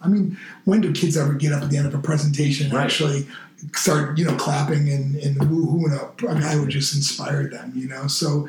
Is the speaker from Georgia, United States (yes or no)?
yes; Macon, Georgia, United States; And I'm from Macon, Georgia, like where … was from, you know.